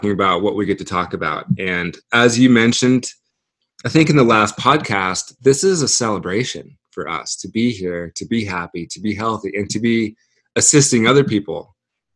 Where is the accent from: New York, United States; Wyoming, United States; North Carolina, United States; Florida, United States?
Wyoming, United States; three of my very best childhood friends that I grew up with in Wyoming